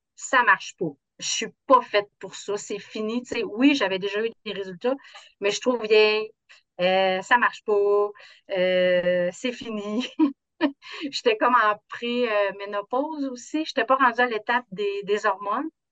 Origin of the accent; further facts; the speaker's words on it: South Shore of Quebec City, Canada; Je viens de la rive sud de Québec